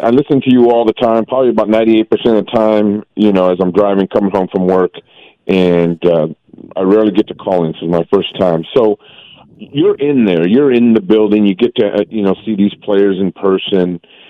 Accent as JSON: {"language": "English", "area": "Central Valley", "region": "California", "country": "United States", "said": "I am from the Central Valley. I'm a Fresno State supporter"}